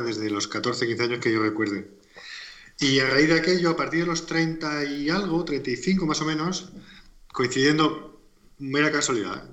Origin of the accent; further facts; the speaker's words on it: Alicante, Valencian Community, Spain; also born or lived in Murcia; soy de Alicante también. Bueno, nací en Murcia, pero vivo en Alicante toda mi vida, como alicantino uno más